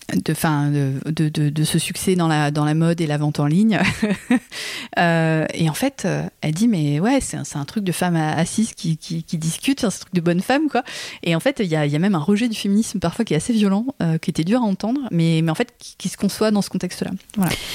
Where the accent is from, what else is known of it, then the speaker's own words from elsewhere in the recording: France; en tant que Française